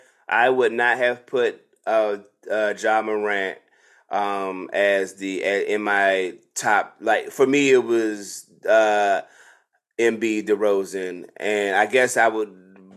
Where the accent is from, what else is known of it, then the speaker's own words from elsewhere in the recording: United States; But as me being here all my life